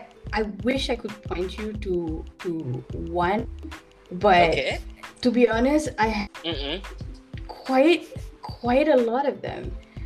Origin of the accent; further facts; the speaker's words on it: Malaysia; my culture and my roots.